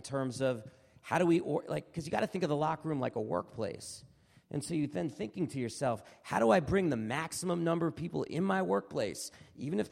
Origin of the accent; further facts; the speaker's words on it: New York City, New York, United States; I'm from New York City.